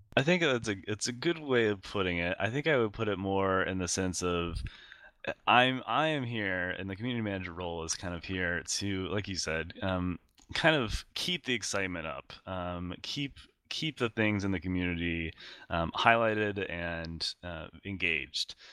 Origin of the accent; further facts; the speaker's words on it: Iowa, United States; grew up in uh, Iowa, uh, the middle of the United States